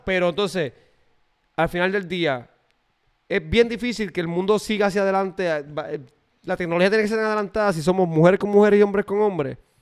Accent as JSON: {"language": "Spanish", "country": "Puerto Rico", "moved": "yes", "lives_now": "United States", "said": "yo soy de Puerto Rico"}